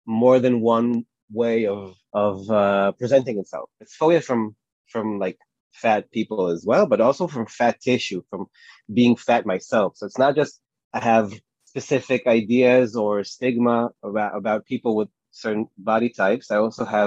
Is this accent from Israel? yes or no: yes; Tel Aviv, Tel Aviv District, Israel; I'm from Tel Aviv in Israel.